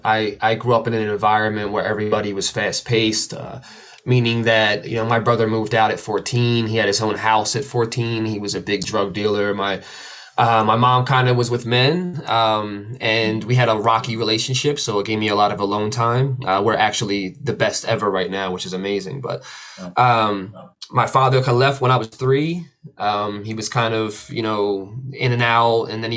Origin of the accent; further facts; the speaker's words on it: outside of Philadelphia, Pennsylvania, United States; I grew up right outside of Philly, so it was a really rough area